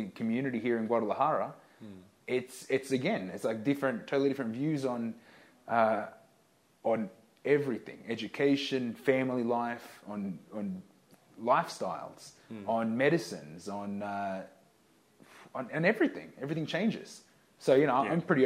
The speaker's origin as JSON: {"language": "English", "country": "Australia", "tie": "born or raised there", "said": "growing up in Australia with my Australian government education"}